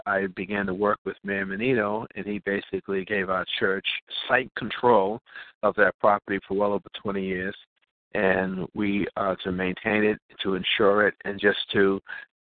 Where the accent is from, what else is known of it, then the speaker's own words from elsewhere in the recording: Boston, Massachusetts, United States; born and raised in Boston